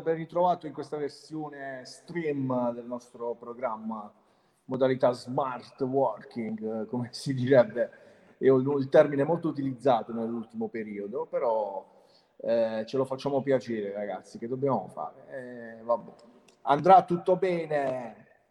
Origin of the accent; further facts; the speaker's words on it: Altamura, Apulia, Italy; io sono di Altamura